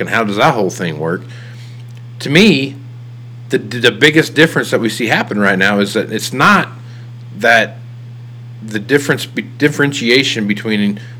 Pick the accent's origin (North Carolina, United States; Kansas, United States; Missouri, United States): Kansas, United States; I'm from Kansas